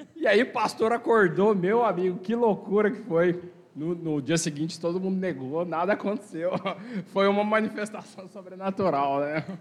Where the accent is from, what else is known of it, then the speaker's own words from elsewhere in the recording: Minas Gerais, Brazil; also born or lived in Mato Grosso do Sul; now in São José do Rio Preto, Brazil; Lá em Minas, lá de onde eu sou.